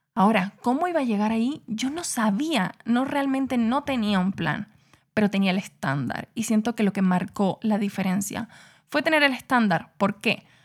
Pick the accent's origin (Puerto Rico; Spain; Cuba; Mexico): Cuba; yo nací en Cuba en un barrio súper pobre, con una familia súper disfuncional